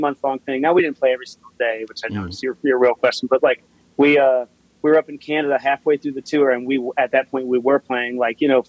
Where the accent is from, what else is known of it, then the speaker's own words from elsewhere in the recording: Cheyenne, Wyoming, United States; also born or lived in St. Louis, Missouri / Denver, Colorado; I grew up in Wyoming. I was born in St. Louis, and when I was about 5 or 6, we moved out to Wyoming.